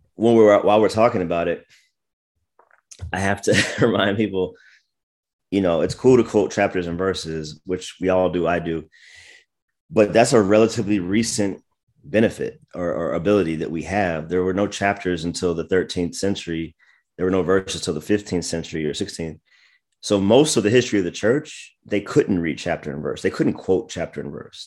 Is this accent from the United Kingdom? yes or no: no; United States; moved away; also born or lived in Washington, D.C. / Maryland / Virginia; I was born in D C, grew up in Maryland and Virginia